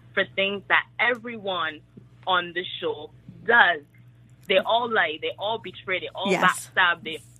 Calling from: Barbados; I'm calling from Barbados.

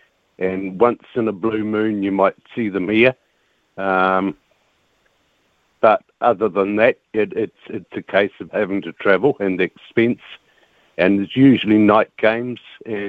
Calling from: Invercargill, Southland, New Zealand

